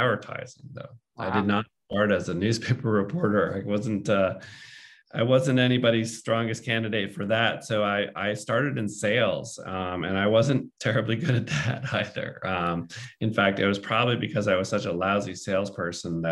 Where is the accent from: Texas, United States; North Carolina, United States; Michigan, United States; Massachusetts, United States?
Massachusetts, United States; Boston; I grew up in the Boston area and read the Boston Globe pretty religiously